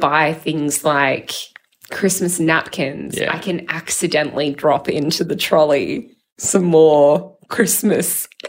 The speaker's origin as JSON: {"language": "English", "town": "Sydney", "region": "New South Wales", "country": "Australia", "lives_now": "Melbourne, Australia", "said": "So we're not from Melbourne."}